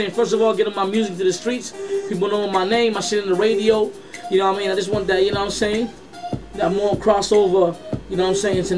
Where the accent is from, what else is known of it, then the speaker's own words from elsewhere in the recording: New York City, New York, United States; born there; also born or lived in Puerto Rico; I was born in Washington Heights. Uh, then I moved to PR like around '89 and shit.